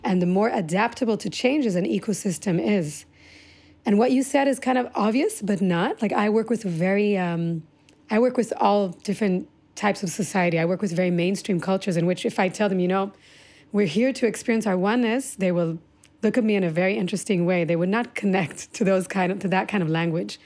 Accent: Omer, Southern District, Israel; also born or lived in United States / Singapore; I came to Israel when I was six through, I was born in the States, through Singapore, came to Israel. But that landscape of which I grew up was, uh, the Negev

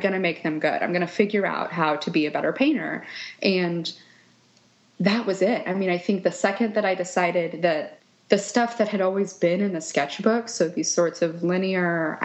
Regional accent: Kansas City, Missouri, United States; also born or lived in Scottsdale, Arizona; I grew up around the Kansas City, Missouri area, and that's where I live now

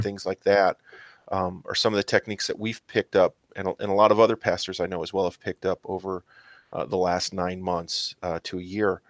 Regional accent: Mount Prospect, Illinois, United States; I grew up in Mount Prospect, Illinois

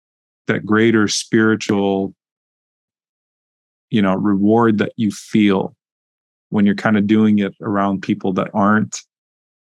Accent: Louisiana, United States; I grew up in Louisiana

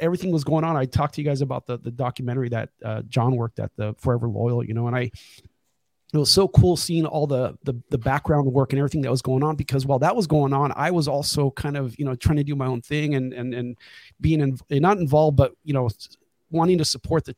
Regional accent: Oceanside, California, United States; now in San Diego, United States; I grew up in Oceanside. I was born in Central California, raised in Oceanside, California, spent, latter part of my teenage years here

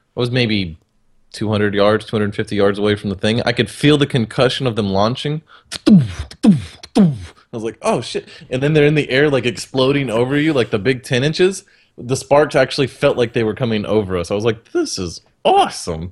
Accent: Texas, United States; I'm a Texan

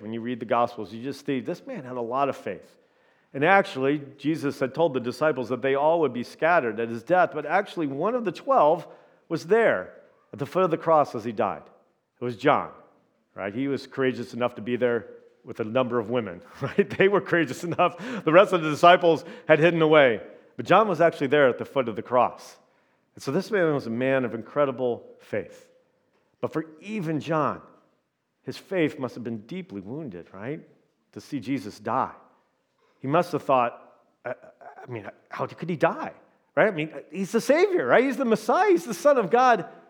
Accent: Indiana, United States; now in Minnesota, United States; I'm from Indiana

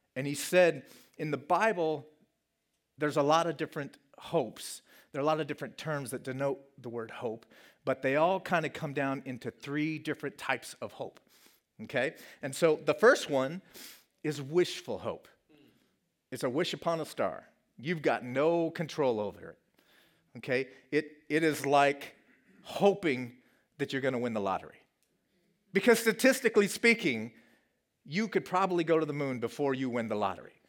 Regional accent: Colorado, United States; moved away; my home state of Colorado

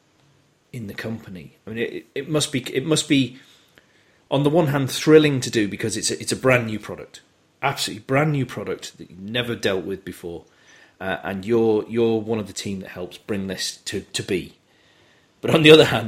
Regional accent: United Kingdom; we're British

